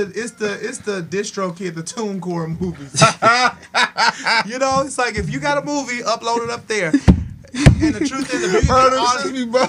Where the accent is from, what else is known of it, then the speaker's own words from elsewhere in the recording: Minneapolis, Minnesota, United States; I am from the north side of Minneapolis, born and raised.